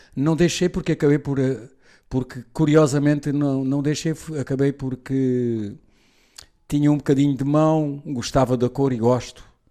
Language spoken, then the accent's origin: Portuguese; Portugal; Sou português, mas sou ibérico na cultura